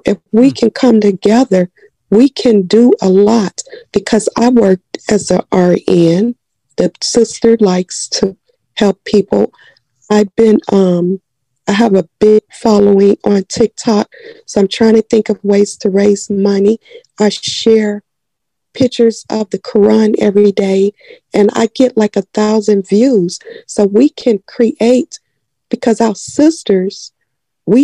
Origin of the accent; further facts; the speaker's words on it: Chicago, Illinois, United States; I grew up in Chatham on 81st and Langley